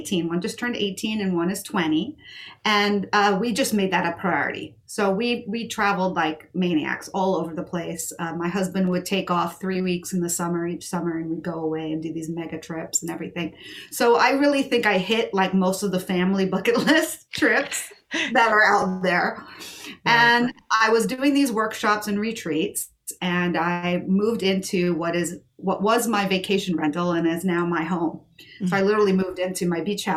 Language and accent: English; New York, United States; I grew up in New York